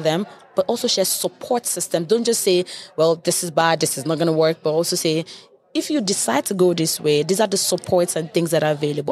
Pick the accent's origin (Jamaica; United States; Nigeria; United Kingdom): Nigeria; moved away; I'm Nigerian